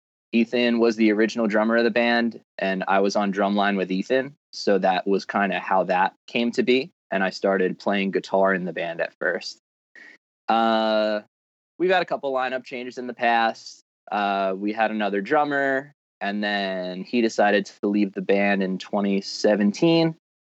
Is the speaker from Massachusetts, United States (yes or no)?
no; Massapequa, New York, United States; We're all from Massapequa.